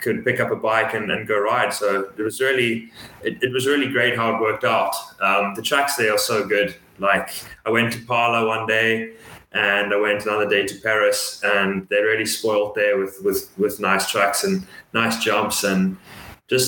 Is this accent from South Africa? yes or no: yes; South Africa; moved away; growing up in South Africa